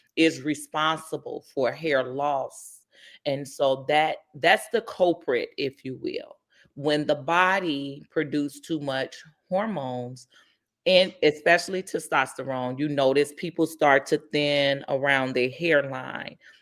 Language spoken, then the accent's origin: English; Inglewood, California, United States; I'm born and raised in the Inglewood community